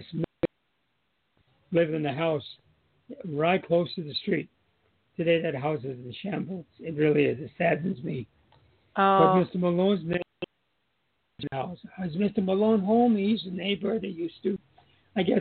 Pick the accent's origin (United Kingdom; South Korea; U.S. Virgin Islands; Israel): U.S. Virgin Islands; Charlotte Amalie; I moved from Lincoln School Steps, which is now Jarvis School